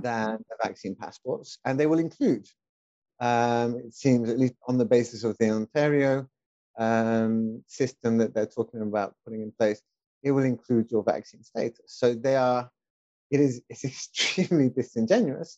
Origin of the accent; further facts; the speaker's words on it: United Kingdom; moved away; my wife and I, we are both expats. My wife is Mexican, and I'm British